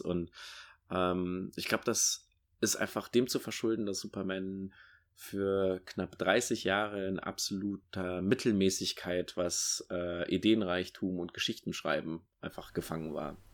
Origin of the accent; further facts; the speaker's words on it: Rhineland, Germany; für mich als Rheinländer